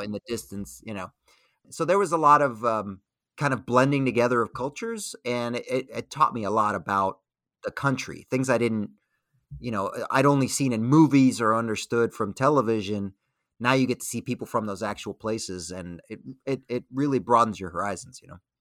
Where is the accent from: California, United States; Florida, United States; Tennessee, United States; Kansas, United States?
Florida, United States; Miami; moved away as an adult; I grew up in Miami, Florida